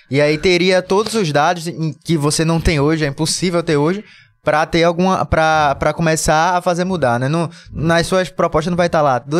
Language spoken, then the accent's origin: Portuguese; Borborema, Pernambuco, Brazil; also born or lived in Prazeres, Jaboatão dos Guararapes; sou natural da Borborema e morei um tempo muito grande em Prazeres, que fica em Jabotão.